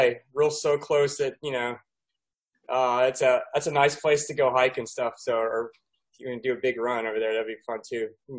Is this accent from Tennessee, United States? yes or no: yes; Tennessee, United States; I grew up in Tennessee, so out in the country, pretty much some kind of farmland, USA, where they grow a lot of corn and tobacco, you know, wheat and barley. I mean, cattle.